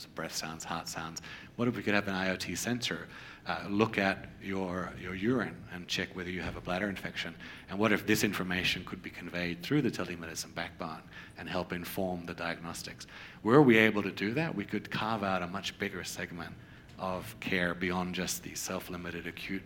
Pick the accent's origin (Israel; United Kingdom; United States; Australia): Australia; moved away; I grew up in Australia. I practiced primary care in Australia